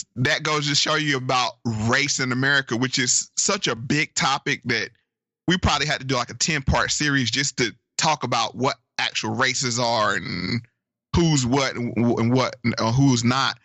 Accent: Virginia, United States; my home state of Virginia

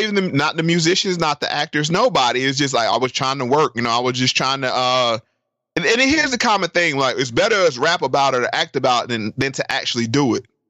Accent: North Carolina, United States; I'm from North Carolina. And my grandma lived in rural North Carolina.

